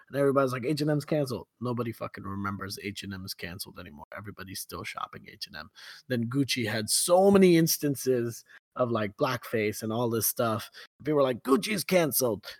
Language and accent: English; Kuwait; growing up in Kuwait